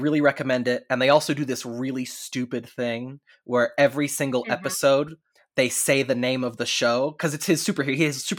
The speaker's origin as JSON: {"language": "English", "region": "North Texas", "country": "United States", "tie": "born or raised there", "said": "Dagny and I grew up in Texas. So I was like, it's North Texas. So we would get snow at least once a year, maybe twice a year if you were lucky."}